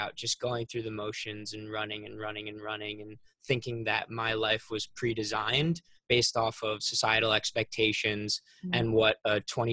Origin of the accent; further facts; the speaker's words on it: Long Island, New York, United States; I'm from Long Island, New York, so not New York City, it's like an hour away